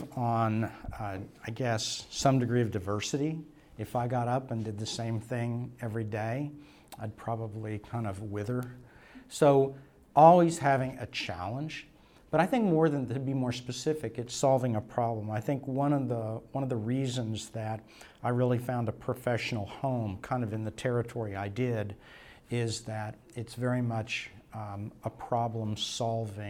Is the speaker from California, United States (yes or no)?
no; Tulsa, Oklahoma, United States; also born or lived in Stillwater, Oklahoma; I'm from Tulsa and found my way to Stillwater